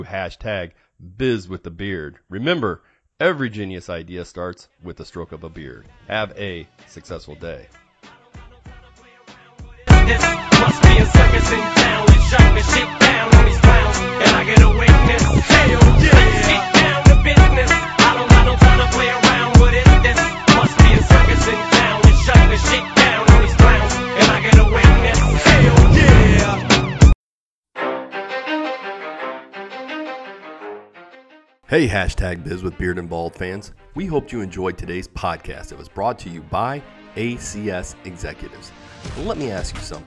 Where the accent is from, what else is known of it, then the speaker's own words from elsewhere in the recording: Chicago, Illinois, United States; I grew up in Chicago and the Chicago area, Illinois.